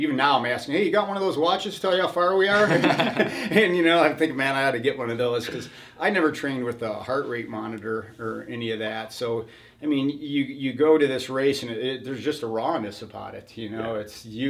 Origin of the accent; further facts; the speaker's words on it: Cleveland, Ohio, United States; I came from Cleveland living that kind of lifestyle, and I wanted a change, and I surely did.